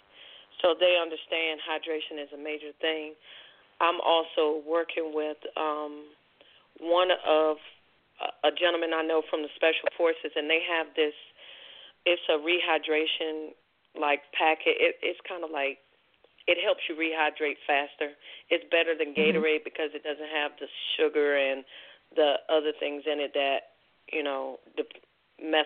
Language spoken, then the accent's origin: English; Washington, District of Columbia, United States; now in North Carolina, United States; I'm originally from Washington, D.C.